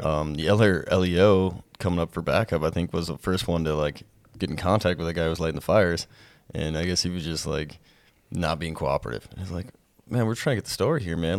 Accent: Whitehall, United States; my hometown to Whitehall

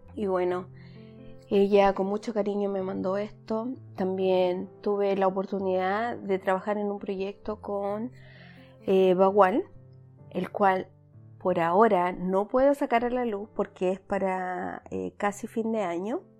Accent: Chile; moved away; mi comunidad chilena, que de donde yo soy originalmente

